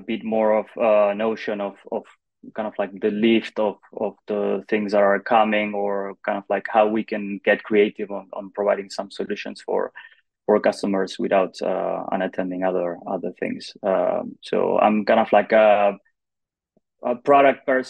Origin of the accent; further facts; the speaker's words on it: Argentina; moved away as an adult; now in Barcelona, Spain; I'm originally from Argentina. During the pandemic, I moved to Spain, to Barcelona